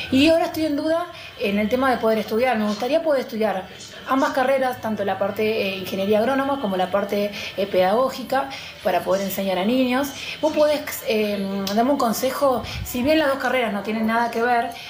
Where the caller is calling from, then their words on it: Libertad, Buenos Aires Province, Argentina; tengo 37 años, soy de Libertad Merlo.